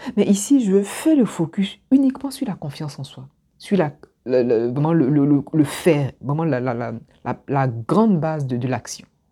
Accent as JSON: {"language": "French", "region": "Abidjan", "country": "Côte d’Ivoire", "tie": "born or raised there", "moved": "as an adult", "said": "moi, je suis originaire d'Abidjan. Je suis partie d'Abidjan, j'avais 21 ans ou 19 ans"}